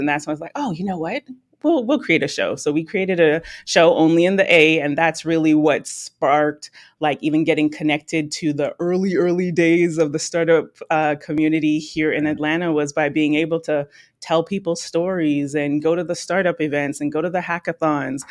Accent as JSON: {"language": "English", "town": "Toronto", "region": "Ontario", "country": "Canada", "tie": "born or raised there", "said": "I'm Canadian, dual citizenship, but I'm born in Toronto, Canada"}